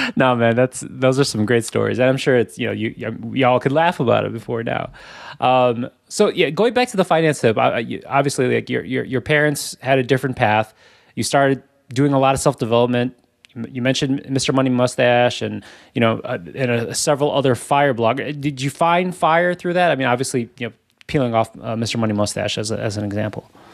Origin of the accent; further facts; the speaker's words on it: Chicago, Illinois, United States; we grew up in Chicago